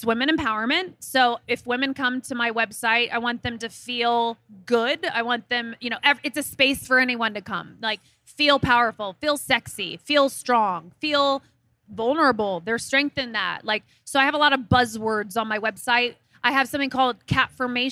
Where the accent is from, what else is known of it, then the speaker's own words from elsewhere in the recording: Midwest, United States; I'm from the Midwest